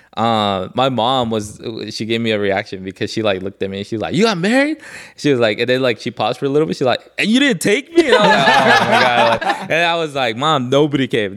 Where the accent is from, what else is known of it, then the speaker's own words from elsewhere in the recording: Los Angeles, California, United States; because I grew up in Koreatown.